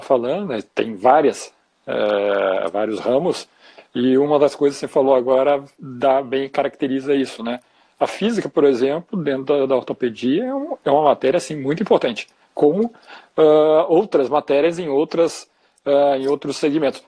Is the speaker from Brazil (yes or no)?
yes; Porto Alegre, Rio Grande do Sul, Brazil; somos aqui de Porto Alegre